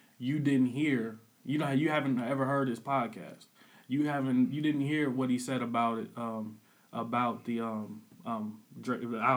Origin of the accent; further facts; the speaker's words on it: Peoria, Illinois, United States; I'm from Illinois. I'm from Peoria, Illinois